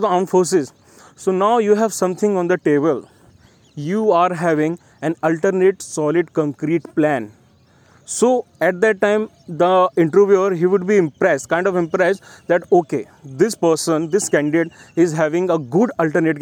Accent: Gwalior, Madhya Pradesh, India; my hometown Gwalior

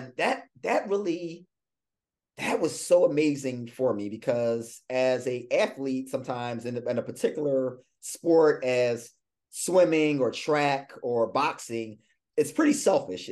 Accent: Philadelphia, Pennsylvania, United States; moved away as an adult; also born or lived in Louisiana; I'm a Philadelphia native.

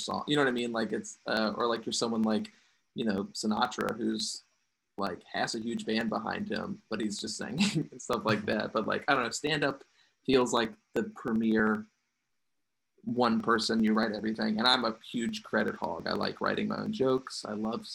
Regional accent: Cartersville, Virginia, United States; also born or lived in Farmville, Virginia; Super religious household. Uh-huh. In Cartersville, Virginia, which is such a small place

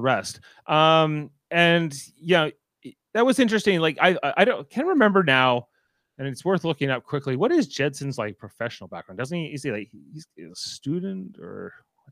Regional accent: Canada; I am a Canadian

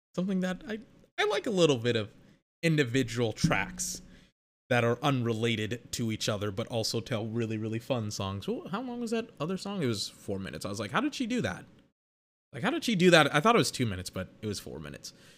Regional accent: United States; I'm American

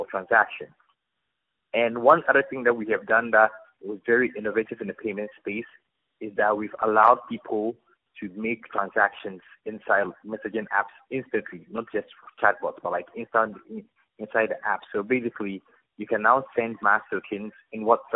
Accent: Ghana; I'm from Ghana

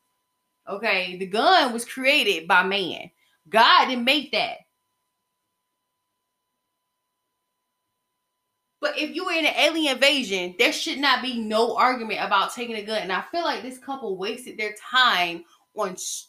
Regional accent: the South, United States; I'm from the South and we appreciate our Second Amendment rights.

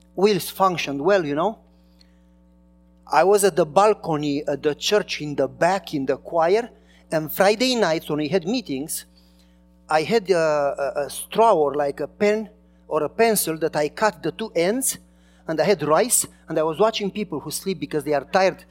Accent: Romania; English is a second language; moved away as an adult; now in United States; I was from Romania and I was not a citizen yet

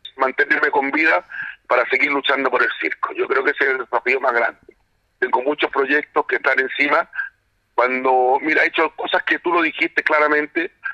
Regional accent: Chile; como todos chilenos

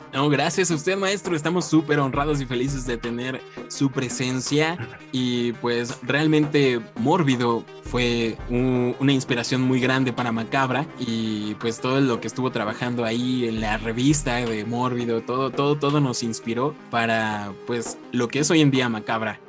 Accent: Mexico; nosotros como mexicanos

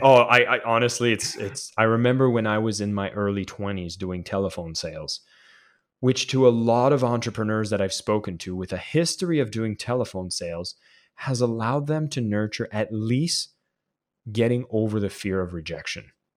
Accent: Canada; as a Canadian kid

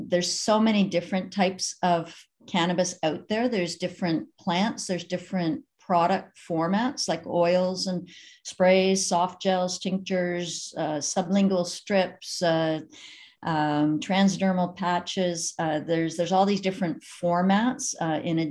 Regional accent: Canada; also born or lived in Eastern Ontario; I was raised in the United Church of Canada

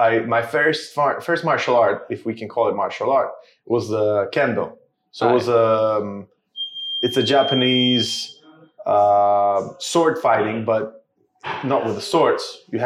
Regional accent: Szczecin, West Pomeranian Voivodeship, Poland; now in United Kingdom; I'm from Poland. I started jiu-jitsu in my hometown, Szczecin

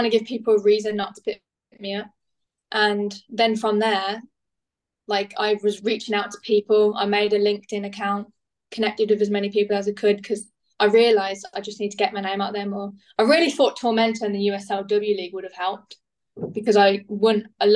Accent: United Kingdom; moved away as an adult; also born or lived in United States; being British

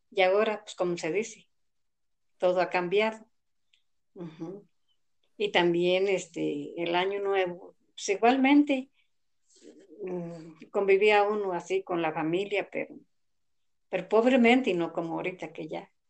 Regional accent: Mexico; Ah, pues yo soy de Plan de San Francisco.

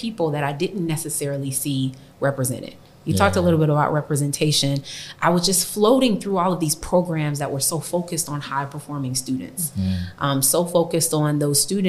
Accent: Compton, California, United States; growing up in Compton

